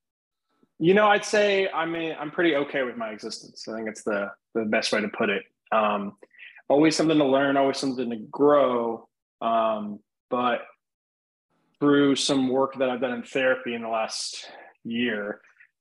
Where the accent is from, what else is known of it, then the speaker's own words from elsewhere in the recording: Midwest, United States; I grew up in the Midwest